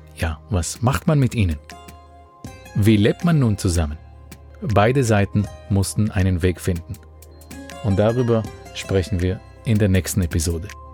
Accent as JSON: {"language": "German", "country": "Israel", "tie": "born or raised there", "said": "In dem Ort, wo ich aufgewachsen bin"}